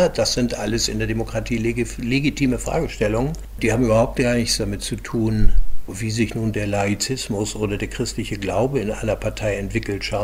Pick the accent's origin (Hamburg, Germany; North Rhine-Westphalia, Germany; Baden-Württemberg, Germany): Hamburg, Germany; musste dann über Jahre lernen als Hamburger Jung, der so lange im Rathaus war und so viele Kämpfe bestanden hat.